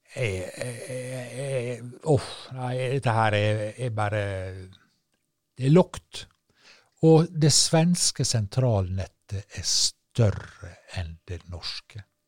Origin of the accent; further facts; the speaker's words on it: Sunnmøre, Møre og Romsdal, Norway; kystøyene på Sunnmøre, der jeg er fra. Der, der er det nå skog. Men du, så seint som da jeg vokste opp og spilte fotballkamper ute på Hareidland